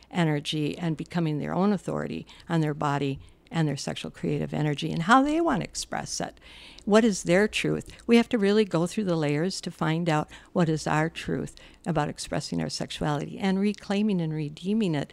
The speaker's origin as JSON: {"language": "English", "region": "Midwest", "country": "United States", "said": "I'm from the Midwest."}